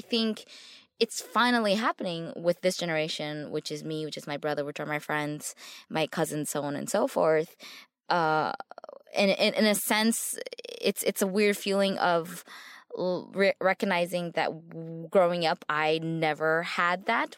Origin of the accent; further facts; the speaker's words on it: United States; I'm from here.